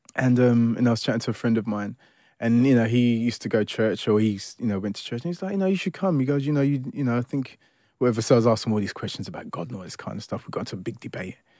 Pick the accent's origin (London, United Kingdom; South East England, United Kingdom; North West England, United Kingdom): London, United Kingdom; also born or lived in Ilford; I grew up in Forest Gate all my life, really. Um, so you could ki-, kind of say, you know, born and bred East Londoner